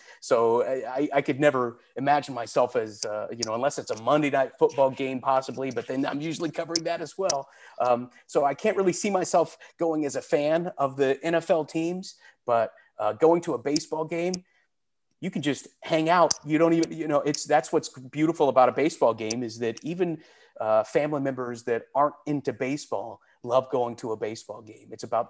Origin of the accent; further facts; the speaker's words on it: Indiana, United States; I was a Colts fan when they came over in 1984, back when Mike Pagel was the quarterback of the team.